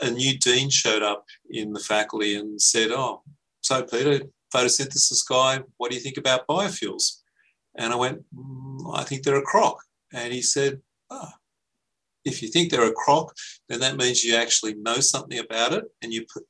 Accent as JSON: {"language": "English", "town": "Frenchs Forest", "region": "New South Wales", "country": "Australia", "tie": "born or raised there", "said": "I grew up in French's Forest"}